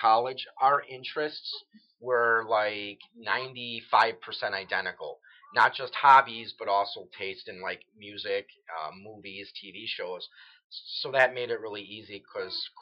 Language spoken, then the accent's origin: English; New Berlin, Wisconsin, United States; I'm originally from New Berlin. Waukesha is just the next city over